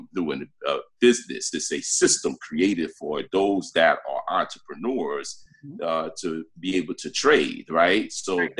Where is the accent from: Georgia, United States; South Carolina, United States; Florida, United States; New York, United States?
New York, United States; New York City; also born or lived in Brooklyn, New York; I was born in Brooklyn, New York, you know. Okay. And raised in the South Bronx